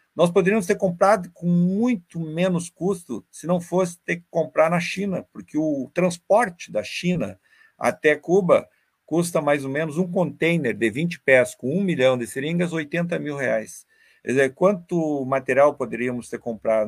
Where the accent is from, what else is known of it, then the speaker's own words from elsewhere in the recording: Brazil; Nós, enquanto brasileiros e latino-americanos